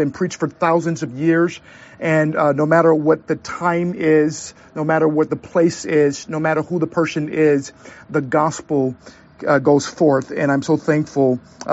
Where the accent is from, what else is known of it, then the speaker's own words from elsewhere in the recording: St. Louis, Missouri, United States; moved away; also born or lived in Southern California; I grew up in the Midwest. I'm from St. Louis, Missouri, the gateway city.